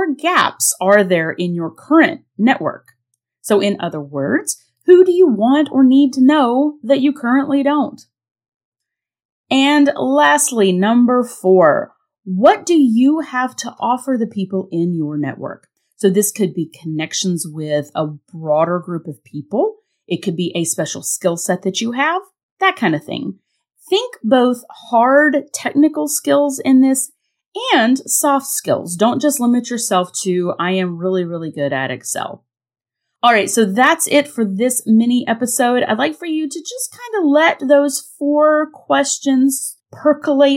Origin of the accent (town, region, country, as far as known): North Carolina, United States; born or raised there; moved away